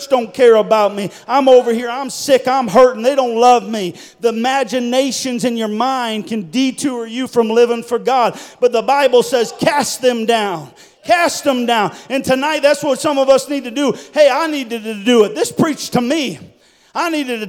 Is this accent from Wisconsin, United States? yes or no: yes; Wisconsin, United States; moved away; I didn't grow up in this state. I grew up in Wisconsin.